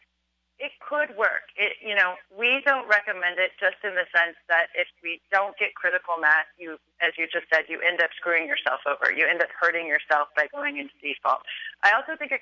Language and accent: English; California, United States; I'm from California